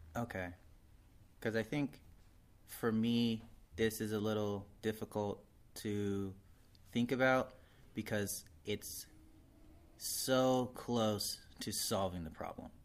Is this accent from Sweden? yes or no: no; Arizona, United States; I'm from Arizona, we're allowed to have basements